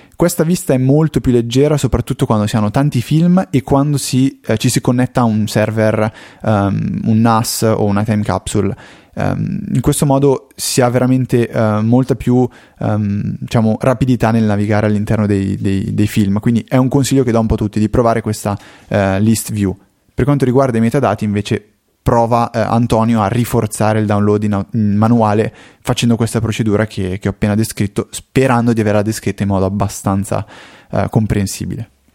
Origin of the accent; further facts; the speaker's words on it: Como, Lombardy, Italy